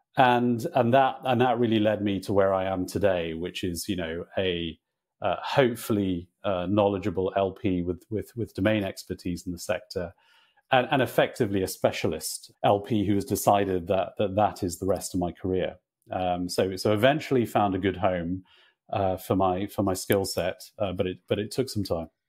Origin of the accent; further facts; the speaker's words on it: Northern Ireland, United Kingdom; I grew up in Northern Ireland